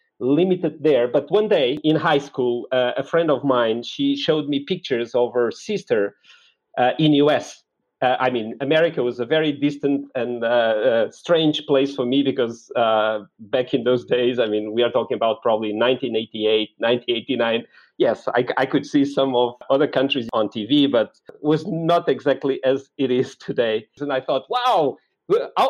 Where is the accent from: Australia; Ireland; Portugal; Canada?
Portugal; Lisbon; I was born in Lisboa, in Portugal